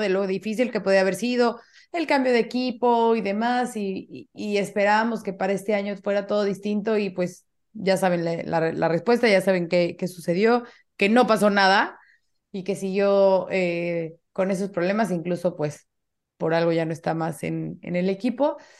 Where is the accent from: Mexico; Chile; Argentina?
Mexico; como mexicana